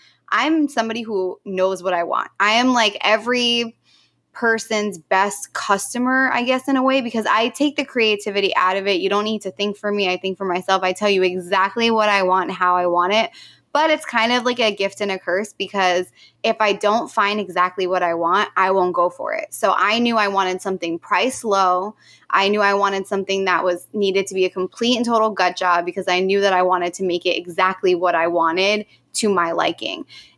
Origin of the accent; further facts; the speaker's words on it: New Jersey, United States; moved away as an adult; now in San Diego, United States; You know, I come from Jersey originally. I'm a born and raised Jersey girl. I've been here. It'll be 5 years next month.